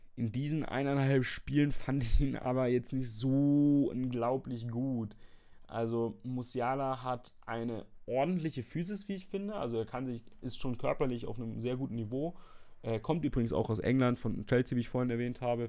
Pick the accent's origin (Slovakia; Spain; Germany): Germany; Fürth, Bavaria; aus Fürth. Ähm, dort, wo ich ja, bekanntlich ist das falsche Wort, aber wo ich herkomme